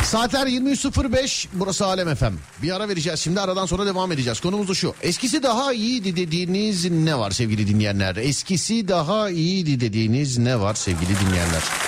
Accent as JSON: {"language": "Turkish", "region": "Istanbul", "country": "Turkey", "said": "ben İstanbulluyum"}